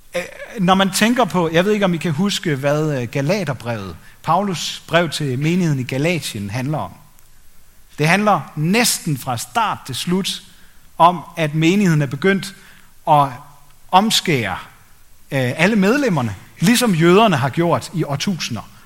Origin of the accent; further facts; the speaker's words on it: Denmark; som danskere, mig selv inklusiv